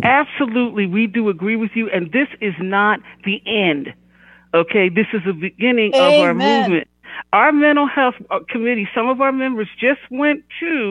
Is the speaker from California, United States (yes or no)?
no; Philadelphia, Pennsylvania, United States; I'm from Philly